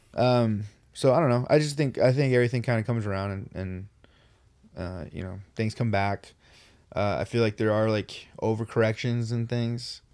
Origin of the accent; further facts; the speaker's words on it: Riverside, California, United States; we're from Riverside